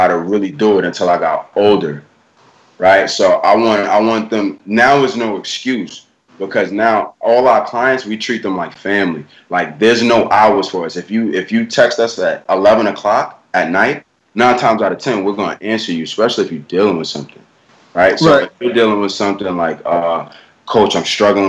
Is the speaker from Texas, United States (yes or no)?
no; New York, United States; I'm from New York, bro. We all from New York